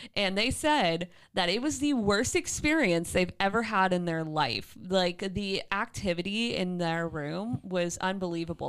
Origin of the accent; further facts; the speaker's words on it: St. Petersburg, Florida, United States; an homage to my hometown, the Don Caesar in Saint Pete, Florida